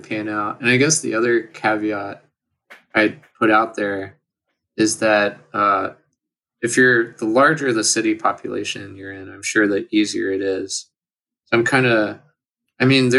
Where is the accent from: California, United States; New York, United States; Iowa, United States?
California, United States; moved away; I'm from California